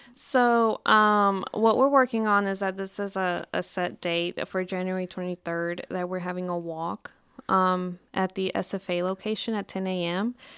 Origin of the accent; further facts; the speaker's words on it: Mesquite, Texas, United States; I'm actually from Mesquite. I'm from the Dallas area